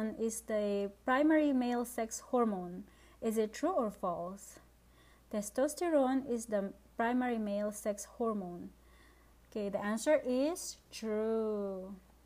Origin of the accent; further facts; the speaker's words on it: Philippines; English is a second language; I'm from the Philippines, by the way, and English is my second language